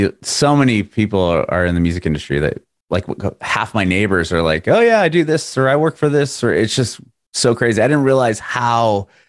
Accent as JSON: {"language": "English", "town": "San Diego", "region": "California", "country": "United States", "moved": "as an adult", "lives_now": "Nashville, United States", "said": "I'm originally from San Diego, so just south of LA. And about a little over a year ago, my family and I, we moved to Nashville. So I'm south of Nashville now."}